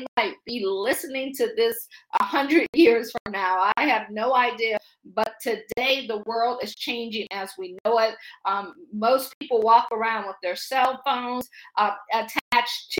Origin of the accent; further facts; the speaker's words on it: Akron, Ohio, United States; moved away as an adult; also born or lived in Washington, D.C. area / Baltimore / Boston / Pittsburgh; I'm from Akron. I always say I grew up shy, sheltered, in church basically 6 days a week